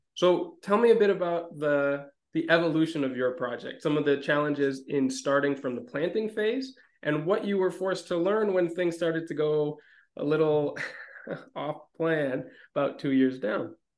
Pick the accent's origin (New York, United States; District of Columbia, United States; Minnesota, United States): Minnesota, United States; moved away; also born or lived in Mediterranean region; growing up in Minnesota